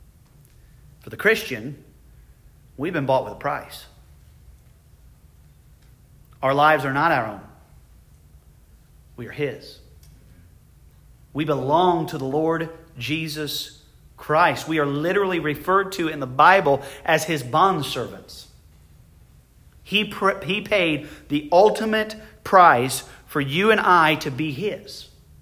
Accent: United States; I consider myself abundantly blessed to be an American. I praise God every day that I was born in this country.

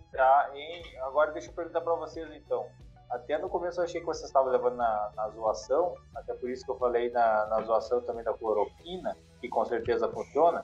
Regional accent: Rio Grande do Sul, Brazil; a gente é gaúcho

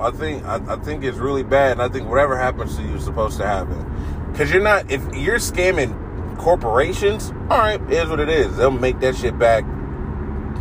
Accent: Columbus, Ohio, United States; accent: middle of the road Midwest; I grew up in Columbus, so we don't really have a southern, like, you would think I'd have a more southern accent, but it's very much middle of the road Midwest

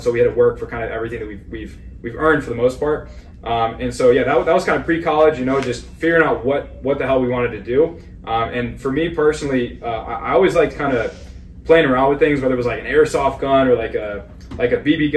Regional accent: Bergen County, North New Jersey, United States; We grew up in North New Jersey, so right across from New York City

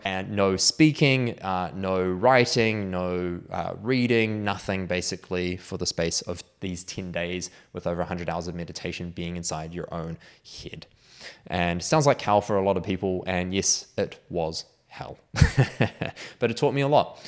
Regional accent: Auckland, New Zealand; I was actually back in Auckland by this time, which is my hometown.

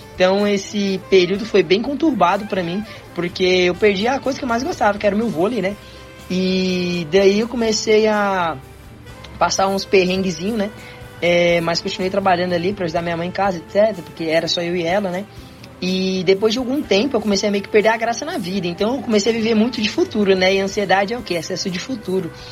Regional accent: Goiânia, Goiás, Brazil; also born or lived in Tocantins; eu nasci em Goiânia

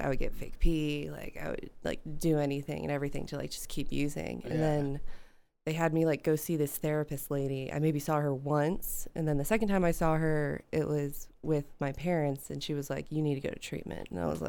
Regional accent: Georgia, United States; also born or lived in Pittsburgh; I spent a majority of my life in just north of Atlanta in Georgia.

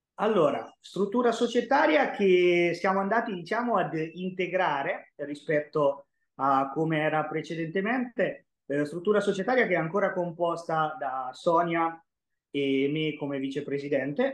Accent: Senigallia, Marche, Italy; also born or lived in Orlando; nasco a Senigallia nel 96 eh, da una famiglia nemmeno particolarmente sportiva

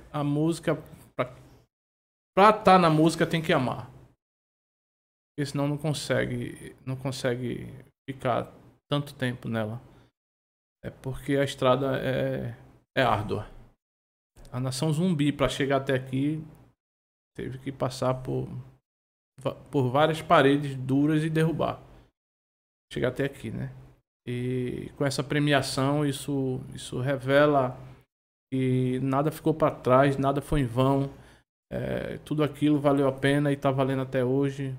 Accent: Olinda, Pernambuco, Brazil; E eu sou de Peixinhos, nasci lá

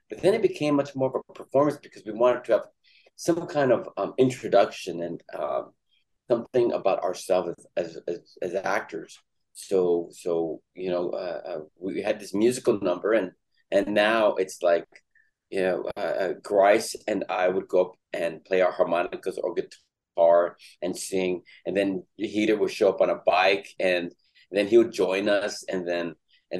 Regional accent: Los Angeles, California, United States; I was born and raised in Los Angeles. I grew up in East LA.

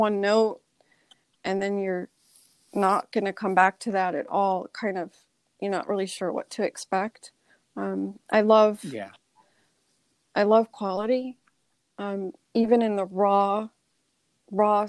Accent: New York City, New York, United States; now in Newport, United States; I grew up in New York. New York City was my backyard growing up

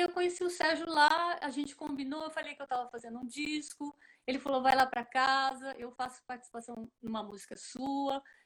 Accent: Ribeirão Preto, São Paulo, Brazil; toda menina do interior, eu sou de Ribeirão Preto

